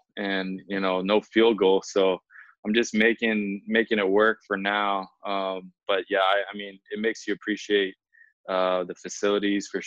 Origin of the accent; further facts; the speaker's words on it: Kailua, Hawaii, United States; now in Houston, United States; My wife and I, we grew up in Kailua